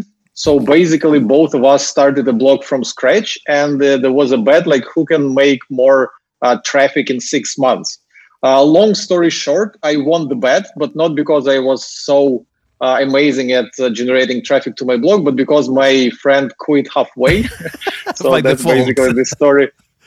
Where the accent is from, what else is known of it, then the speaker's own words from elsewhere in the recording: Ukraine; accent: Russian/Ukrainian; English is a second language; moved away as an adult; now in Singapore; as you can hear from my accent, I'm not native English speaker, so I was born and raised in Ukraine